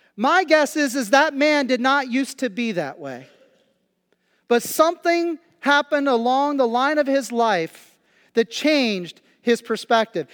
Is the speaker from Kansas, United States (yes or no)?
yes; Kansas, United States; now in Pennsylvania, United States; I've been in Kansas for three weeks, and, uh, and, and it's a very slow pace, uh, especially in my hometown